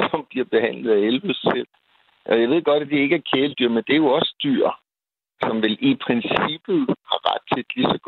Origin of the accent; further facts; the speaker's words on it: Copenhagen, Capital Region of Denmark, Denmark; Nu er jeg som sagt københavner